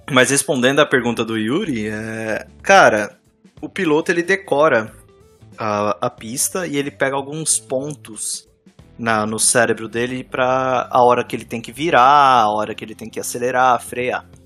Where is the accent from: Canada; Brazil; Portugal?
Canada; Ontario; Eu sou de Ontário, gente. É um otário em Ontário.